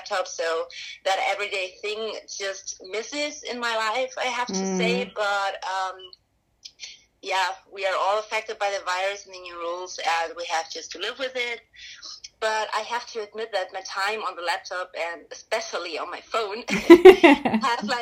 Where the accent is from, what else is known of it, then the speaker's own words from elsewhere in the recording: Augsburg, Bavaria, Germany; we've from Augsburg